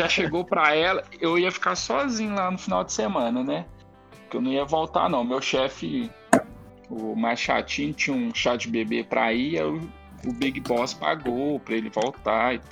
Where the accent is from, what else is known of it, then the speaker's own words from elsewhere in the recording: Guarulhos, São Paulo, Brazil; born there; nasci aqui em Guarulhos e tal.